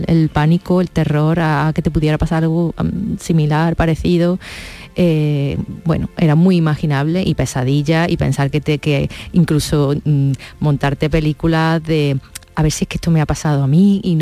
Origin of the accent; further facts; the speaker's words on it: Córdoba, Andalusia, Spain; now in Madrid, Spain; Sí, vengo con la energía de allí, ¿no? De mi gente, pues imagínate.